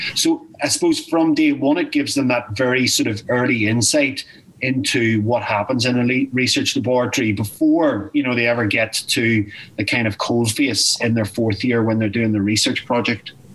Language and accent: English; Newry, Northern Ireland, United Kingdom; I grew up in Newry. Uh, I was born in Newry and um, and educated in Newry